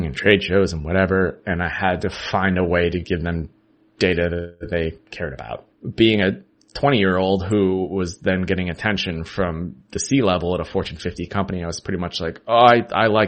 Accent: Ithaca, New York, United States; moved away as an adult; now in Philadelphia, United States; I grew up in Ithaca, New York

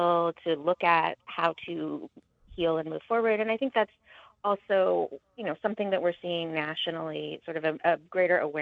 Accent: Montana, United States; I grew up in Montana, and I attended Montana State

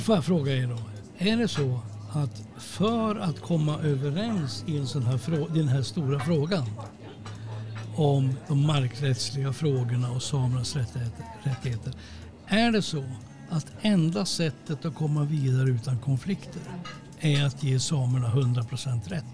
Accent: Sweden; vi är svenskar

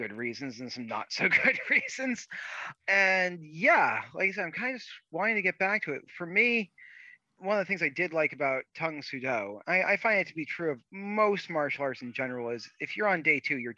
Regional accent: Rhode Island and Vermont, New England, United States; moved away as an adult; also born or lived in Connecticut / Boston, Massachusetts / Florida; I grew up mostly in Rhode Island and Vermont

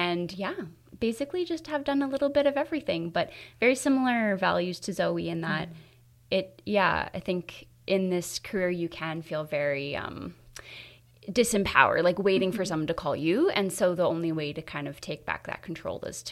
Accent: Kingston, Ontario, Canada; I'm from Kingston, so mm-hmm. I got my start at Kingston School of Dance, and I did my first play

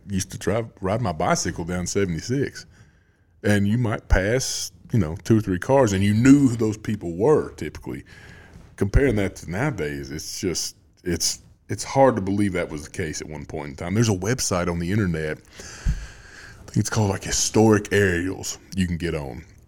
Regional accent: Greenbrier, Tennessee, United States; I grew up in Greenbrier

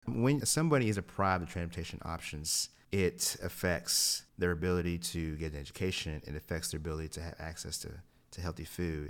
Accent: Kingsport, Tennessee, United States; moved away; I was born and raised in Kingsport, Tennessee

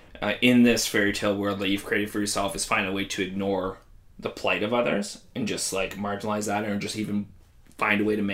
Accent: Canada; We're Canadian

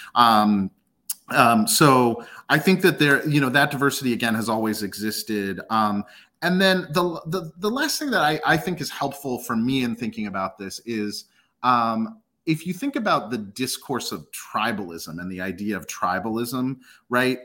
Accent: United States; also born or lived in Ethiopia; I was raised and born, you know, raised and educated here in the U S

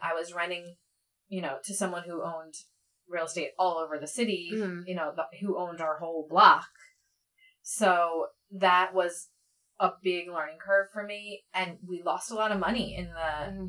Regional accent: Philadelphia area, Pennsylvania, United States; also born or lived in New York; I grew up here

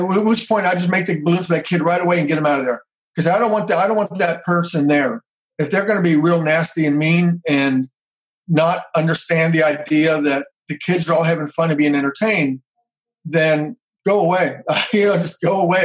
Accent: Cincinnati, Ohio, United States; now in Atlanta, United States; I was born in Cincinnati, Ohio, which is uh, north of where I am now. And our whole family was involved in the theater local community theaters.

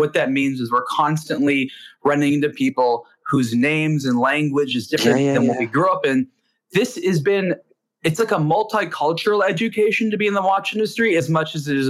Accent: United States; because I'm an American

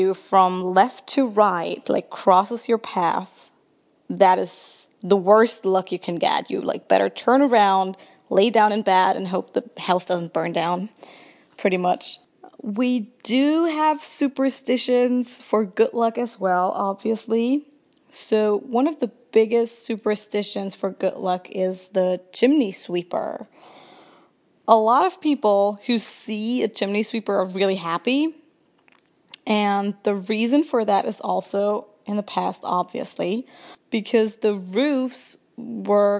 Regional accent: near Frankfurt, Hesse, Germany; I grew up near Frankfurt, Germany.

